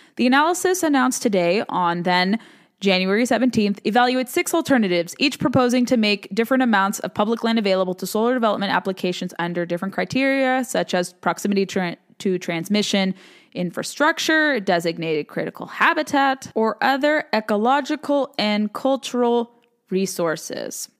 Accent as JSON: {"language": "English", "region": "the West", "country": "United States", "moved": "yes", "said": "I'm from the West"}